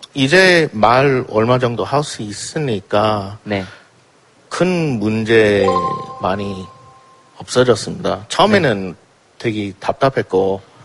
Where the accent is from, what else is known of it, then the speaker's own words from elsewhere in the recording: United States; Korean is a second language; moved away as an adult; now in South Korea; 제가 아직 미국 뭐 미국 여권 아직도